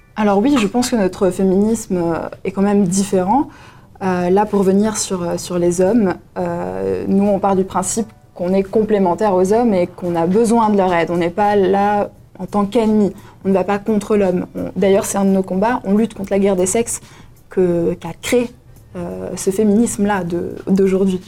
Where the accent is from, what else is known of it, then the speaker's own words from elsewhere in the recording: Valais, Switzerland; j'ai 20 ans, je suis valaisanne